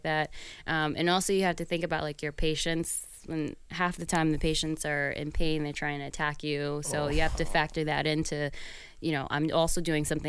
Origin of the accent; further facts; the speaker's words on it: New York City, New York, United States; I grew up in New York City